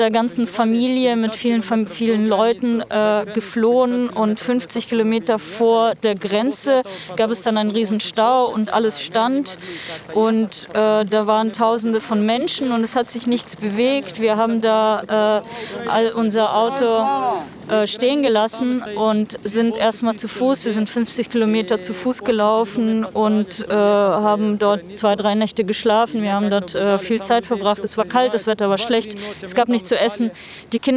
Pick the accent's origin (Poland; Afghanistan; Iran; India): Afghanistan; moved away; also born or lived in Ukraine; wir sind äh, aus {S3} Afghanistan geflüchtet, {S4} weil dort Krieg herrschte. Wir haben sechs Jahre lang ehrlich äh, und ganz normal in der Ukraine gelebt.